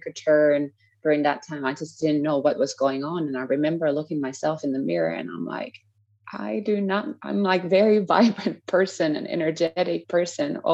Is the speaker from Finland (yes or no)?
yes; Finland; moved away as an adult; also born or lived in United States / Scotland / Oklahoma; now in Costa Rica; I'm from Finland, currently living in Costa Rica.